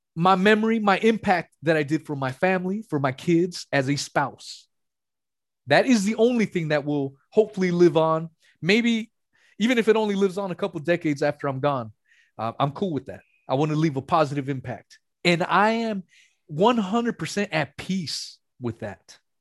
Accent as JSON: {"language": "English", "region": "West Coast", "country": "United States", "said": "I'm from the West Coast"}